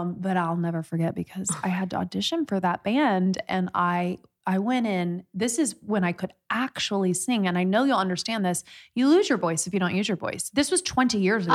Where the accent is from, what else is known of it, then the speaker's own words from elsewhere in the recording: Midwest, Indiana, United States; I'm from the Midwest